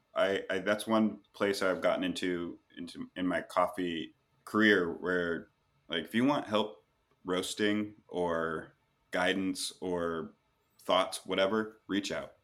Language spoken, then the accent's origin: English; Pacific Northwest, United States; moved away as an adult; now in Los Angeles, United States; I'm from the Pacific Northwest, and Seattle and Portland have these long, storied coffee histories and pretty big coffee egos. And that's what I, I grew up